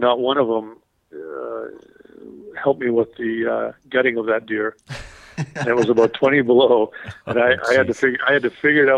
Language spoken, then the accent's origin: English; Saskatchewan, Canada; I grew up out in Saskatchewan